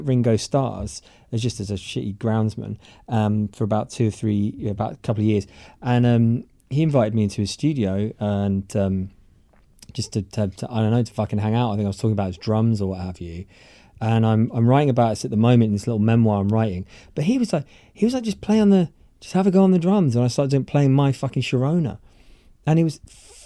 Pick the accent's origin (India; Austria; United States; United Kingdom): United Kingdom; as a Brit